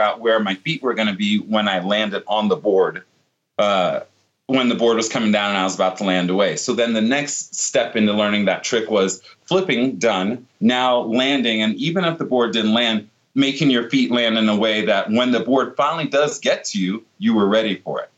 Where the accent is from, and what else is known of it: Virginia Beach, Virginia, United States; born or raised there